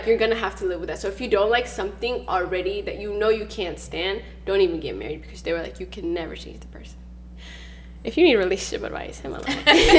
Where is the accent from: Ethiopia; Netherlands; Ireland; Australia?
Ethiopia; moved away; growing up in Ethiopia